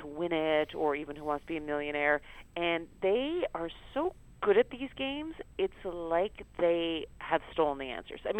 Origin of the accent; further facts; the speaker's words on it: Canada; I grew up in Canada